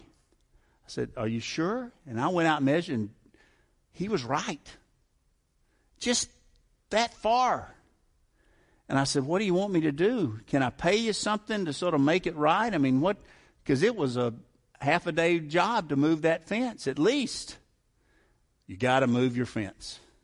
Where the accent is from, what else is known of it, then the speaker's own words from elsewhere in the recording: the South, United States; I grew up in the South